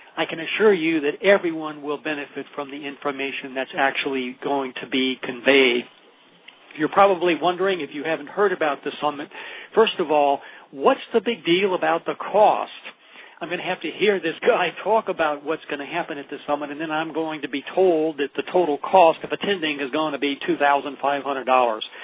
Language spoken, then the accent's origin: English; Olympia, Washington, United States; from Olympia, Washington, my hometown